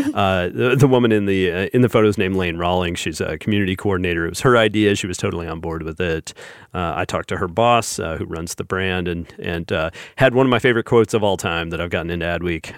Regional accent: the South, United States; us Southerners

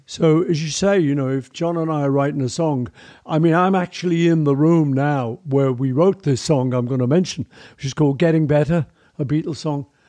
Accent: Liverpool, North West England, United Kingdom; I grew up in Liverpool with an amazing family

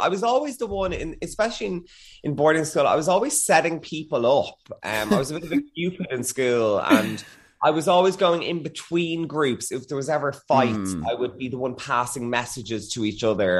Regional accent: Dublin, Leinster, Ireland; I am from Churchtown, which is kind of, I always say it's near Dundrum because no one ever knows about Churchtown in Dublin

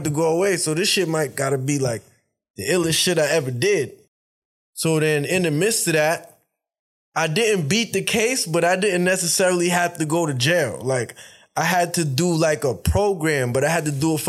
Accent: New York City, New York, United States; I'm from New York.

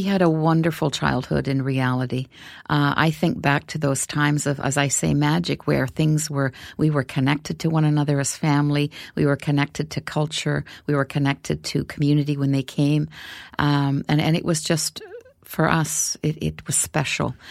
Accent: Canadian Arctic, Canada; I come from the Canadian Arctic

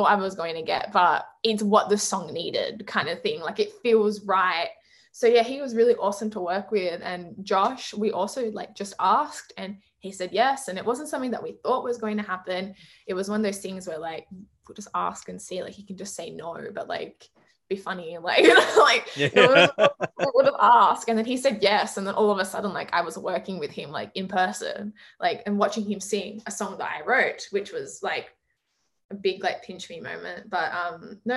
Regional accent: Sydney, New South Wales, Australia; I'm from Sydney. Everything takes an hour.

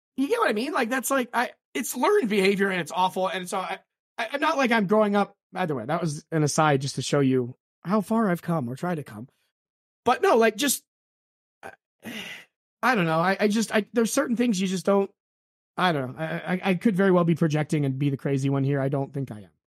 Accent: United States; growing up in America

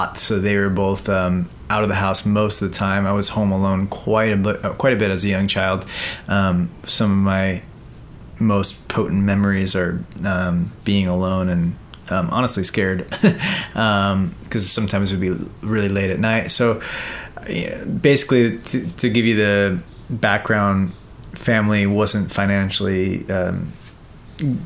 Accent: Sea Cliff, New York, United States; I grew up in Long Island, New York, and in a little town called Seacliff

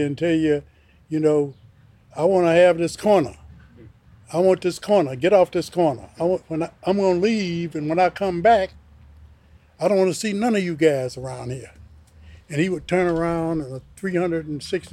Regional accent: Chicago, Illinois, United States; also born or lived in Mississippi; I was born in 1937 in Mississippi, and I was raised in Chicago, Illinois. I came to Chicago when I was 2.

